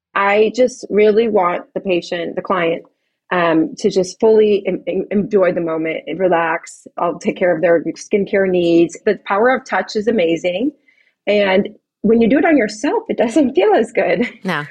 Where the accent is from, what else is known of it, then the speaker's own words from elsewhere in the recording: Chicago, Illinois, United States; moved away as an adult; now in Pasadena, United States; I'm, I'm not native to California, I'm from Chicago